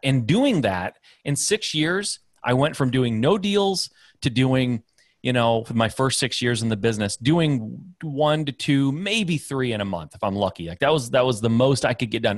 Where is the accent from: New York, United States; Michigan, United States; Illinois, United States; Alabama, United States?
Michigan, United States; I'm Midwest guy, uh, born and raised in Michigan